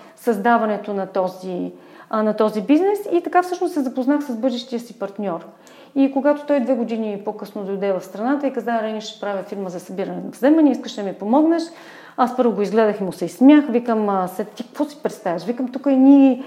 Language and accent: Bulgarian; Burgas, Burgas Province, Bulgaria; moved away as an adult; now in Sofia, Bulgaria; аз съм от Бургас